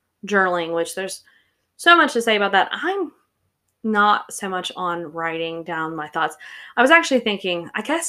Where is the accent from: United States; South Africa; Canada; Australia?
United States; the South; I grew up in the South.